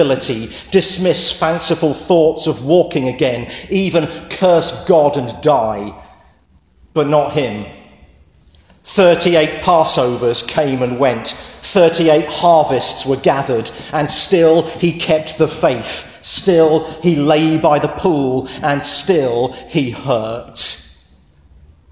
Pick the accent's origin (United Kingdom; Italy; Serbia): United Kingdom; England; moved away; I'm English